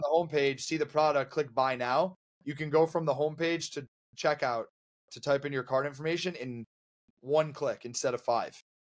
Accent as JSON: {"language": "English", "town": "Buffalo", "region": "New York", "country": "United States", "moved": "yes", "said": "I'm from Buffalo originally"}